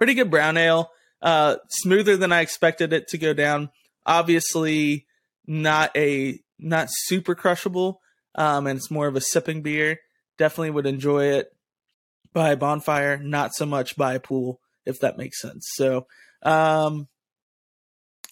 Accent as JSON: {"language": "English", "town": "Georgetown", "region": "Kentucky", "country": "United States", "tie": "born or raised there", "said": "my hometown of Georgetown, Kentucky"}